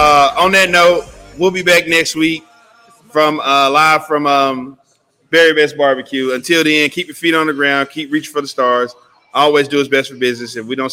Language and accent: English; Cedar Hill, Texas, United States; Shout out to Cedar Hill for having us out here in my hometown.